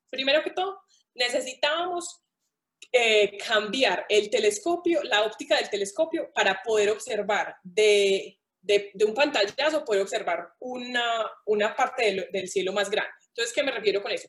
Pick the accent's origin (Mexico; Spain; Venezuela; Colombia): Colombia; Paisa, Antioquia; como buena paisa